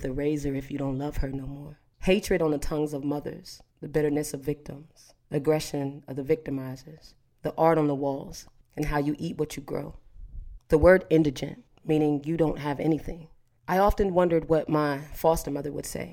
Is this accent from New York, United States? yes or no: no; Harrisburg, Pennsylvania, United States; moved away; also born or lived in Houston, Texas / Pittsburgh, Pennsylvania; I'm originally from Harrisburg, Pennsylvania